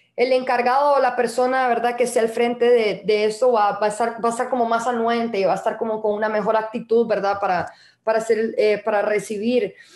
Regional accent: Costa Rica; now in El Salvador; yo, soy tica

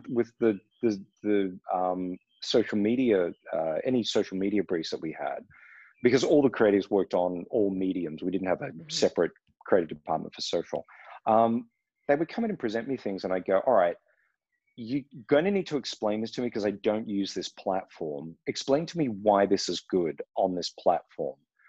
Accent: Australia; moved away as an adult; also born or lived in Los Angeles, United States; now in Berlin, Germany; I grew up in Australia

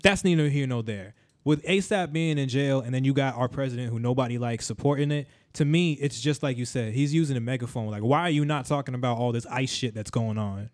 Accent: United States; as an American

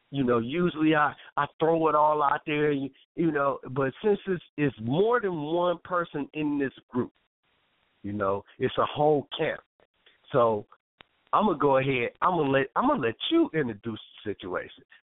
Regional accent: Toledo, Ohio, United States; we're originally from Toledo, Ohio. T town.

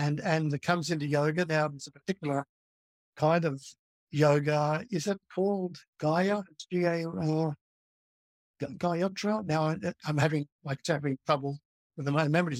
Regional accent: Melbourne, Victoria, Australia; moved away; I grew up in Melbourne, which is 1,000 miles from where I am now.

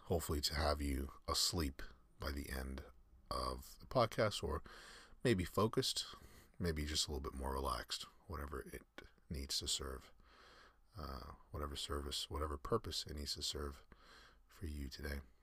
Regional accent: United States; I'm American

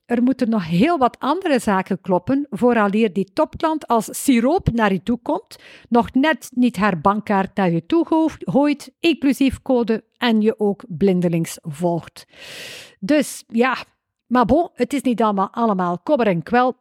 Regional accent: West Flanders, Belgium; accent: West Flemish; Kan je tegen West-Vlaamse spraakinvloeden

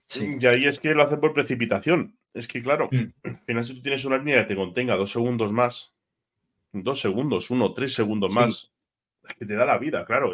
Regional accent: Madrid, Community of Madrid, Spain; como madrileño que soy, creo que soy el único madrileño

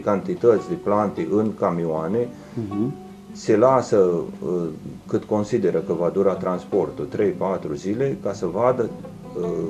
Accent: Oituz, Bacău County, Romania; sunt uh, născut în Oituz, crescut tot în Oituz. Uh, am copilărit uh, tot în Oituz

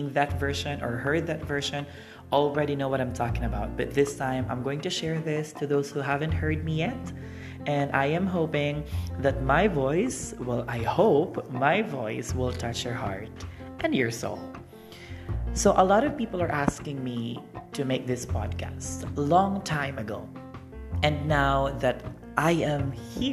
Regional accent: Philippines; moved away as an adult; also born or lived in Thailand / Indonesia / Japan; now in Cambodia; I am from the Philippines and currently working here in Cambodia

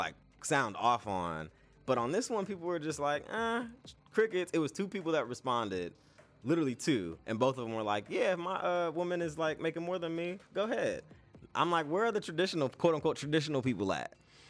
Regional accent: California, United States; I'm from California.

